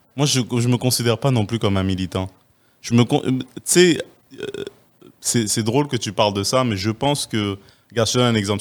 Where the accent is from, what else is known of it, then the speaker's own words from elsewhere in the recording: Quebec, Canada; on est chanceux en tant que Québécois